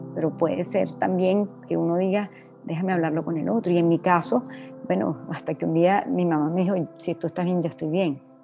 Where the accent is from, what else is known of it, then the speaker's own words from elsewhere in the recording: Venezuela; moved away as an adult; now in Dominican Republic; me tocó salir de Venezuela hace 20 años